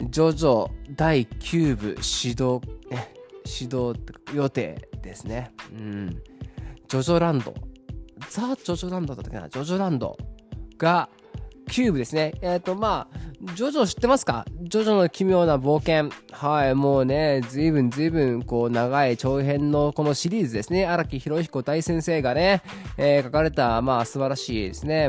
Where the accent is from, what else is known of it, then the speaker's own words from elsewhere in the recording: Saitama, Japan; 私は埼玉県出身